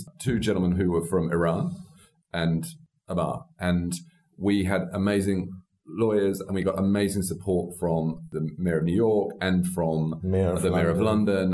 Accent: Australia; I'm an Australian, I suppose I say an Australian Republican

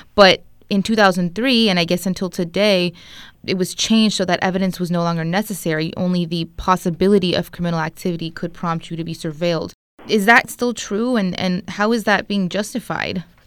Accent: United States; an Arab American who grew up in America

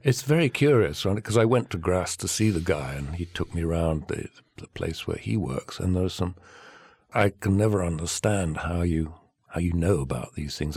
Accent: England, United Kingdom; now in Provence, France; I'm English.

